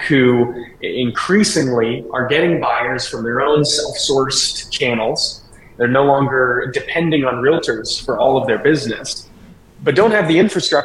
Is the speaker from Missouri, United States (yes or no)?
yes; St. Louis, Missouri, United States; also born or lived in California; I grew up here in St. Louis in the Midwest